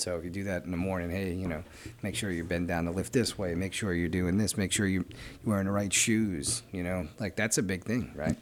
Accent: New York City, New York, United States; We're from Brooklyn

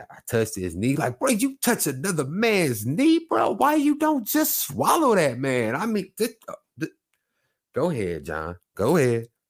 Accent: Oklahoma, United States; I'm from Oklahoma.

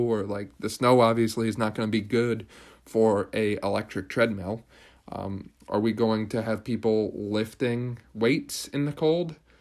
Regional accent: Pennsylvania, United States; Pennsylvania now, because this is my home state

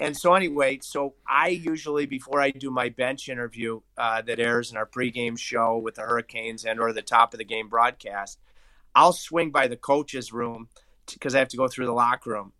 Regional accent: Grosse Pointe Farms, Michigan, United States; Farms, Michigan, where I grew up since, since nineteen ninety-one

